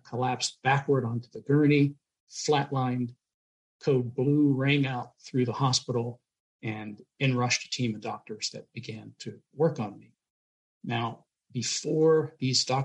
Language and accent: English; Pittsburgh, Pennsylvania, United States; moved away; I'm originally from Pittsburgh, Pennsylvania